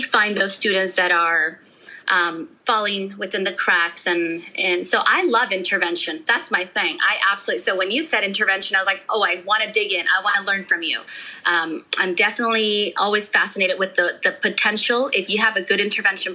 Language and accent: English; California, United States; also born or lived in Mexico; I was born in Mexico. I have no recollection of living there. I was only 2 years old. I had my second birthday here in California